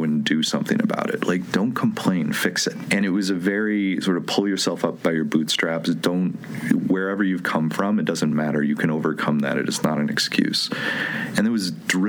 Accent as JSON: {"language": "English", "town": "Medina", "region": "New York", "country": "United States", "tie": "born or raised there", "moved": "yes", "said": "I'm from a tiny town between Buffalo and Rochester, New York. It's called Medina"}